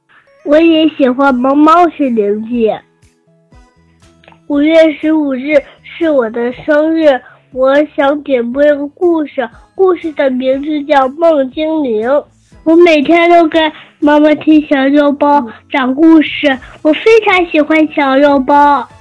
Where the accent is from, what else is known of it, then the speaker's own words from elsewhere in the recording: Shijiazhuang, Hebei, China; 我五岁了，我来自河北石家庄